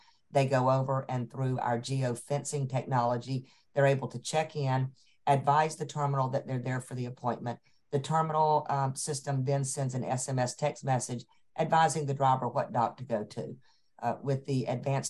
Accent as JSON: {"language": "English", "town": "Atlanta", "region": "Georgia", "country": "United States", "tie": "born or raised there", "said": "I'm a Georgia girl. I tell folks all the time, I'm so Atlantan, I'm a Grady baby"}